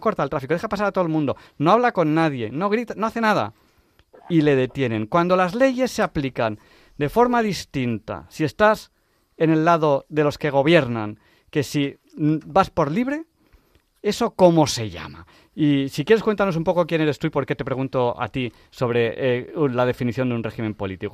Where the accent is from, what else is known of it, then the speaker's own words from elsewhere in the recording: Barcelona, Catalonia, Spain; Yo soy de Barcelona